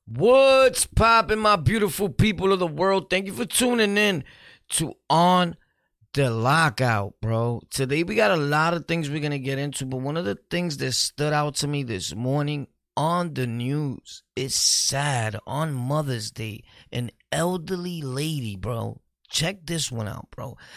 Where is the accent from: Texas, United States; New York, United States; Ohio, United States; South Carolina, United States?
New York, United States; We're from New York